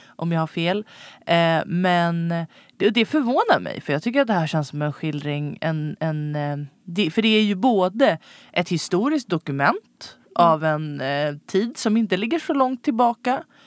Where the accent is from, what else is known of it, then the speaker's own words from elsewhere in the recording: Stockholm, Stockholm County, Sweden; som stockholmare uppvuxen på 90-talet